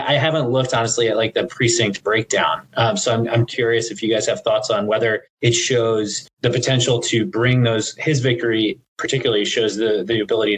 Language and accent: English; Pennsylvania, United States; I'm from Pennsylvania